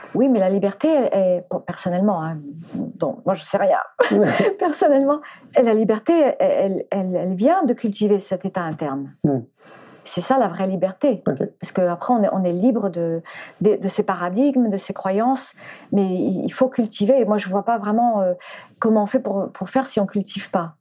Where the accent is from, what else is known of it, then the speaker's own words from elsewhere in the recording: France; French is a second language; also born or lived in United States / Spain; j'étais américaine quand je suis arrivée en France. Donc je, déjà je parlais pas français et j'ai commencé à aller à l'école. Je sais plus à quel âge on va à l'école, mais j'avais 4 ans quand on est arrivé